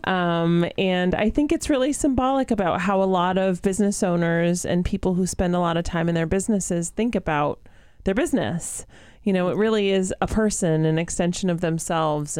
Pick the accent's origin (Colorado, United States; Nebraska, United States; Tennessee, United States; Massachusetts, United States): Massachusetts, United States; Florence; I grew up in Florence